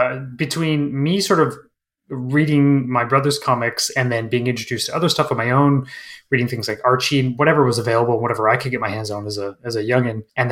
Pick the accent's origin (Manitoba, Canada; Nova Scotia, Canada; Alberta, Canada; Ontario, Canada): Manitoba, Canada; I grew up like when I was a kid, I grew up in Northern Manitoba, Canada, in a very small, sort of place.